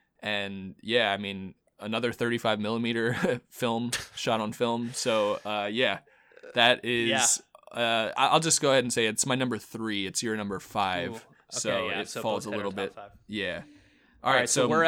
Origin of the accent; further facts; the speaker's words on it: New York, United States; I mean, as a New Yorker, lot of the stuff I agreed with.